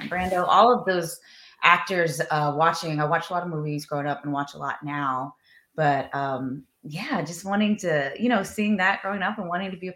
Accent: Texas, United States; now in Los Angeles, United States; growing up in Texas, all boys

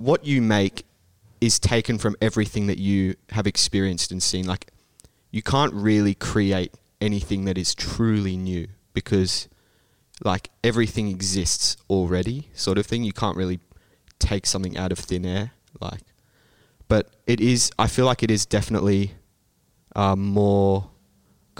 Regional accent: Sydney, New South Wales, Australia; now in Brisbane, Australia; I'm from Sydney, so I guess it's a bit bigger there than maybe it is here in Brisbane

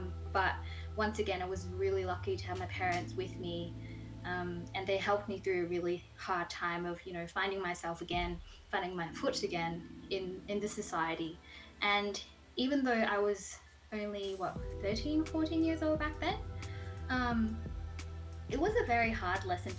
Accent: Vietnam

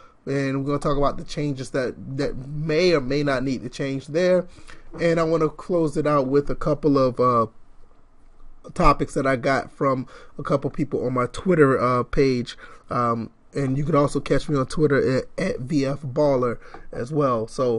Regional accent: Georgia, United States; I'm from Georgia, so I would love to see that happen.

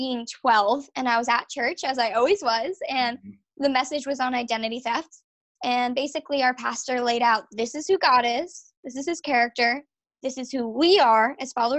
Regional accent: Long Island, New York, United States; moved away as an adult; also born or lived in Virginia; I'm from Long Island, New York

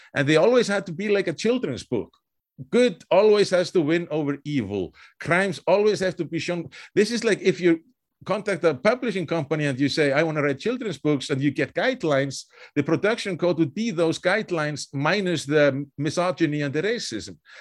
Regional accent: Reykjavik, Capital Region, Iceland; moved away; also born or lived in Wisconsin; I was born in Reykjavik

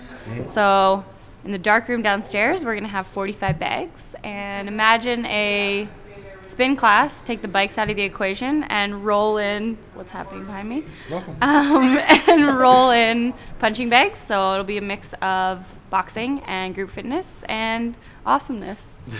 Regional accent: Macklin, Saskatchewan, Canada; now in Edmonton, Canada; I'm from Saskatchewan. Swift Current. I'm from Macklin.

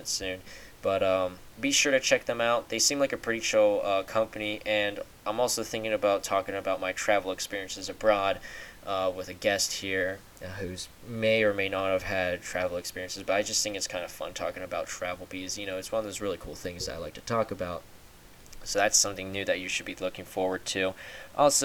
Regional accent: United States; being American

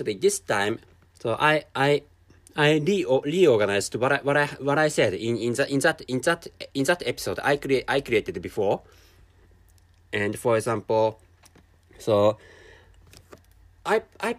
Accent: Japan; first language Japanese; English is a second language; I'm a Japanese person, and my mother tongue is Japanese

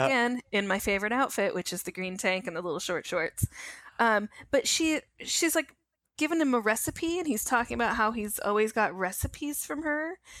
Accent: Connecticut, United States; I'm from Connecticut, not Boston.

